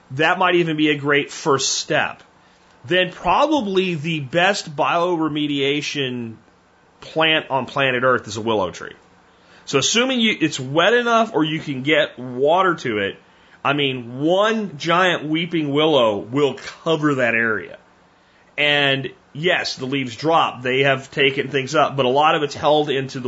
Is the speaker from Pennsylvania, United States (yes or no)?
yes; Pennsylvania, United States; growing up in Pennsylvania, running the woods all the time as a teenager